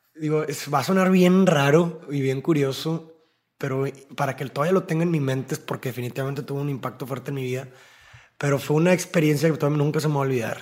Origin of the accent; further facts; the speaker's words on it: Monterrey, Nuevo León, Mexico; Somos de Monterrey